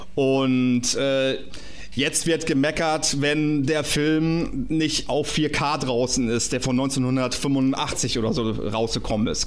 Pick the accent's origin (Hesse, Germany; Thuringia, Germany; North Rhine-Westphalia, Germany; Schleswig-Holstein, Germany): Schleswig-Holstein, Germany; Kappeln; ich komme aus Schleswig-Holstein, aus Kappeln, also da bin ich geboren worden